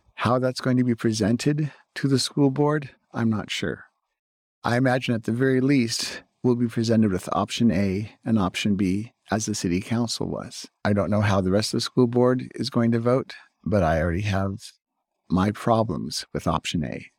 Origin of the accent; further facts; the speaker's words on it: Burbank, California, United States; now in Claremont, United States; My hometown of Burbank